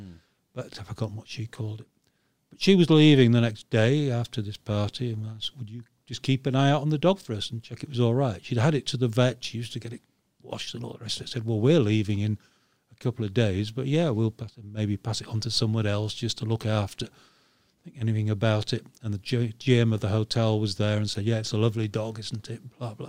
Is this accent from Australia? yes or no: no; Yorkshire and the Humber, United Kingdom; We're both from Yorkshire. North of England.